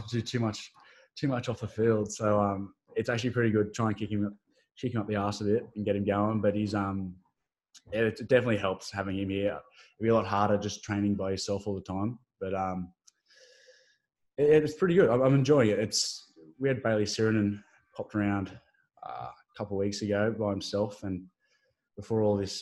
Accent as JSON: {"language": "English", "town": "Sydney", "region": "New South Wales", "country": "Australia", "tie": "born or raised there", "also_born_or_lived": "Newcastle", "said": "I grew up in Northern Beaches"}